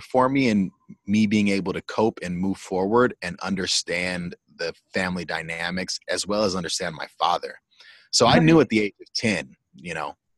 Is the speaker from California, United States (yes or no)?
yes; Pasadena, California, United States; also born or lived in Iowa; I'm born and raised in Pasadena, except for a four year stint out in Iowa for college.